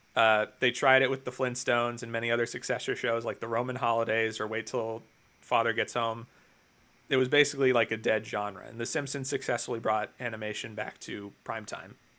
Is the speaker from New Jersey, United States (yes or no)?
yes; New Jersey, United States; I'm from New Jersey